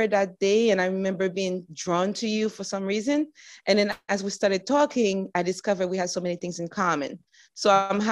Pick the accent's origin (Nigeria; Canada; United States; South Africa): United States; I was born in the United States, but my parents are from Hispaniola